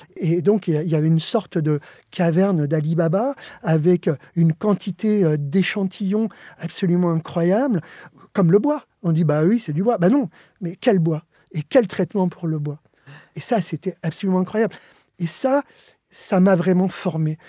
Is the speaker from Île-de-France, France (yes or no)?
yes; Joinville-le-Pont, Île-de-France, France; French is a second language; also born or lived in Alicante, Spain; je suis arrivé en France, j'avais, j'avais 7 ans